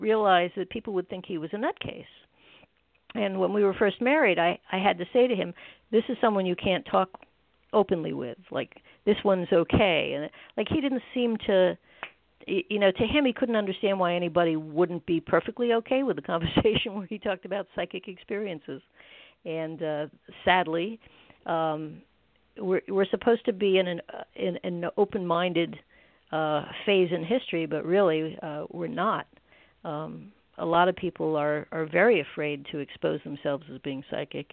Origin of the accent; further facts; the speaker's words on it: New Jersey, United States; I grew up in beautiful New Jersey, where I still live